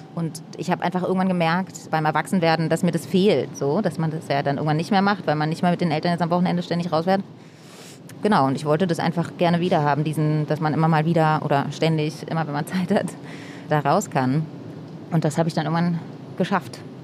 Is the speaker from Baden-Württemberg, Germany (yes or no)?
no; Berlin, Germany; Ich bin hier groß geworden.